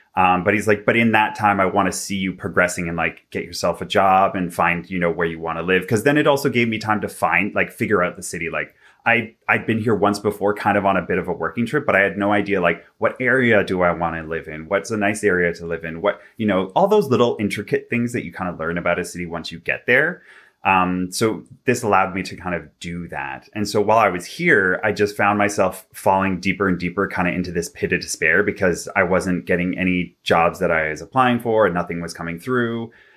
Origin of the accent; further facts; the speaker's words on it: Vancouver, British Columbia, Canada; now in Toronto, Canada; I'm originally from Vancouver, B C. I now live in Toronto.